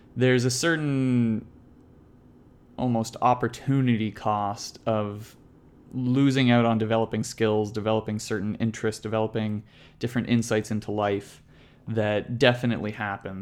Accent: Canada; growing up in Canada, my dad every morning would make my brother and I wake up at six thirty to go play hockey

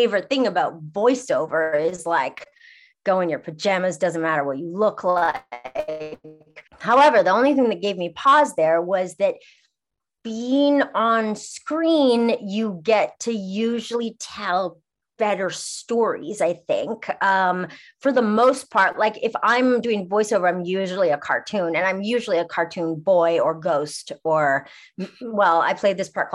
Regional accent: Montreal, Quebec, Canada; also born or lived in Toronto; now in Los Angeles, United States; I'm from Montreal originally, and I lived in Toronto

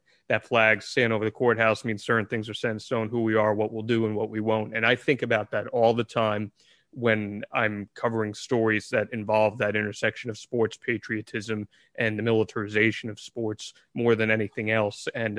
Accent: New Jersey, United States; I grew up in Central Jersey. I grew up about 15 minutes from Freehold as is. So, you know, … kind of embedded in the culture there as is.

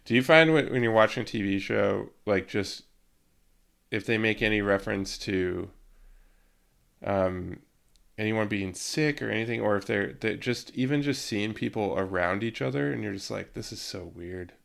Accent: Yakima Valley, Washington, United States; moved away; I'm from the Yakima Valley and I have family there still

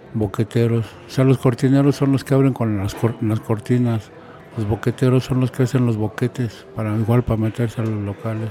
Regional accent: Mexico City, Mexico; yo que soy nativo de ahí

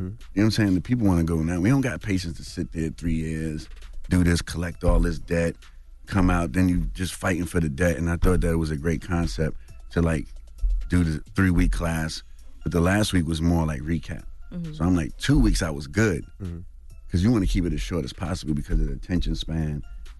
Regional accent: Bronx, New York, United States; growing up in Harlem and me going from the Bronx to Harlem all the time.

